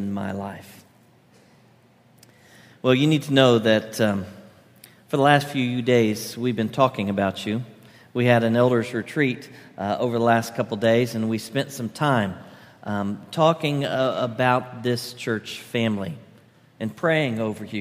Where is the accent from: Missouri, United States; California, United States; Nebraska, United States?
Missouri, United States; Branson; moved away as an adult; I grew up in Branson, Missouri, up in the Ozarks